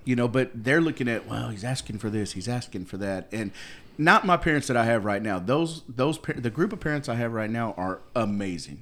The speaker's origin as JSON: {"language": "English", "country": "United States"}